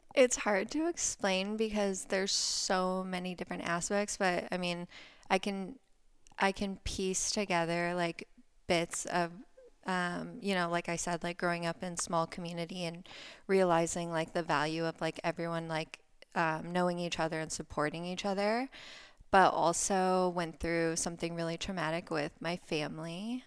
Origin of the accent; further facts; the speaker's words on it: Ohio, United States; moved away as an adult; also born or lived in Florida; now in Laguna Beach, United States; I grew up in Ohio. I grew up in the countryside in a tiny little town